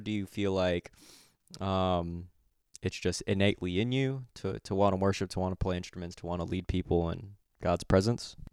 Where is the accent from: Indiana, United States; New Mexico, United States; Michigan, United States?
Michigan, United States; I'm from Michigan